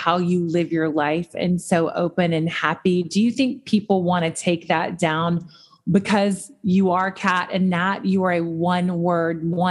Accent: the South, United States; I grew up in the South

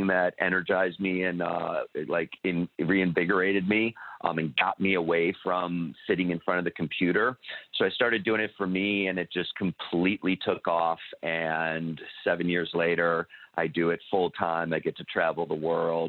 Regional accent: Midwest, United States; moved away as an adult; now in Los Angeles, United States; I'm from the Midwest, currently living in Los Angeles

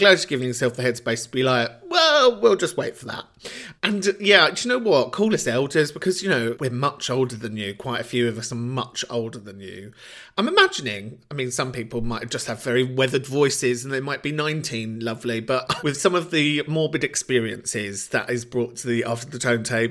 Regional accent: London, United Kingdom; where I grew up in Camden

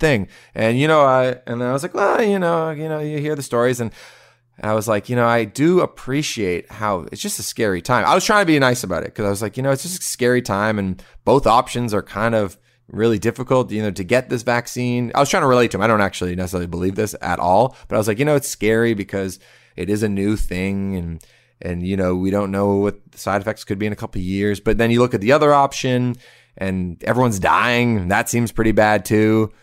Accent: Canada; now in Toronto, Canada; we're Canadian. We're in Toronto.

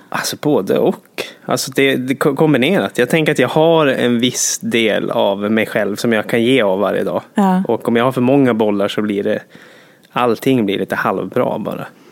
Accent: Jokkmokk, Norrbotten County, Sweden; moved away; jag kommer från Jokkmokk och Norrland

